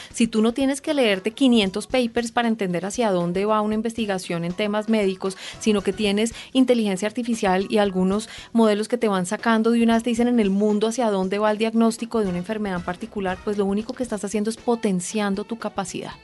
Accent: Colombia; como colombianos

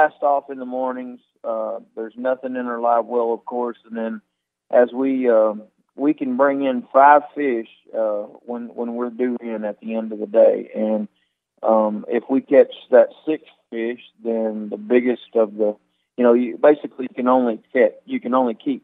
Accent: Mississippi Delta, United States; I grew up over here in the Mississippi Delta along the Mississippi River

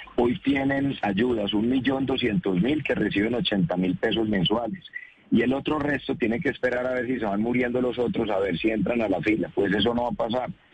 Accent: Colombia; si nos unimos como colombianos

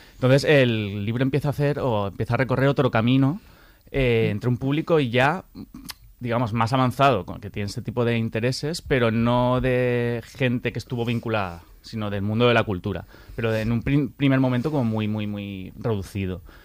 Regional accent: Valencia, Valencian Community, Spain; como valenciano

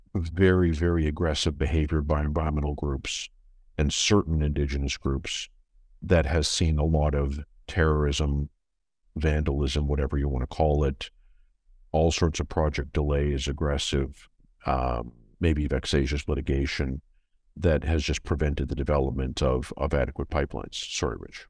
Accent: Canada; moved away as an adult; also born or lived in London, United Kingdom; I'm Canadian

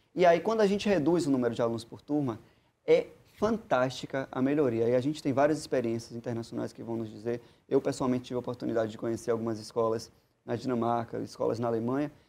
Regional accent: Bahia, Brazil; nosso estado da Bahia

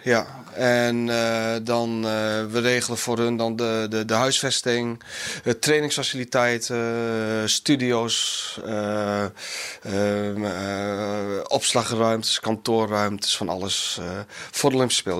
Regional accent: Enschede, Overijssel, Netherlands; now in South Korea; ik kom zelf uit Enschede, of tenminste ben ik er opgegroeid

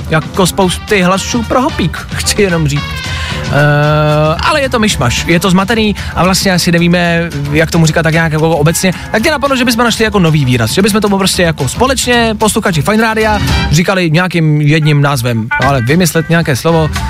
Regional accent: Karlovy Vary, Karlovy Vary Region, Czechia; now in Prague, Czech Republic; No, já pocházím z Karlových varů, žiju dlouhodobě

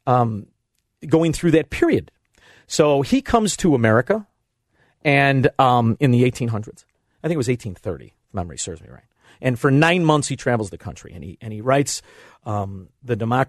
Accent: Melrose Park, Illinois, United States; now in Elmwood Park, United States; I'm from Melrose Park. I live in Elmwood Park.

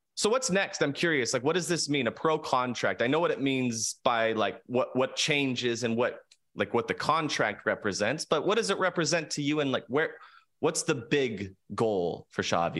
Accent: San Diego, California, United States; I grew up here in San Diego

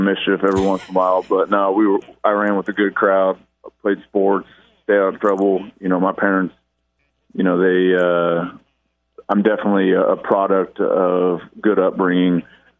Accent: Lafayette, Indiana, United States; Good old Lafayette.

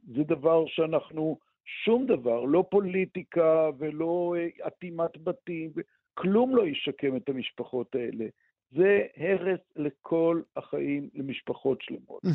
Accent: Israel; אני גדלתי פה

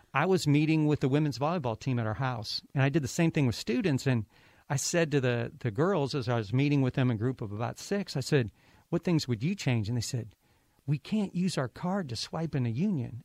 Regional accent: Ohio, United States; moved away as an adult; also born or lived in Kentucky; I'm, I'm from Ohio

